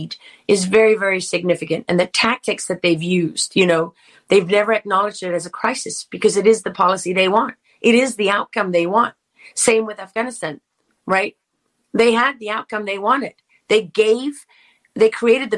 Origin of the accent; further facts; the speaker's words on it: South Africa; I am South African.